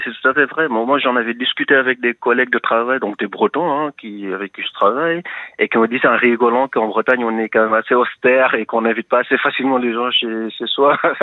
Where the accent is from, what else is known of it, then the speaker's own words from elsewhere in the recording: Senegal; also born or lived in Brittany; now in France; Je suis originaire d'un pays de l'Afrique de l'Ouest